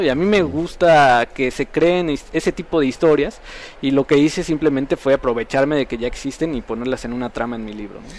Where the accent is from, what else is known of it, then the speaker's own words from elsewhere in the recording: Cuernavaca, Morelos, Mexico; yo soy de Cuernavaca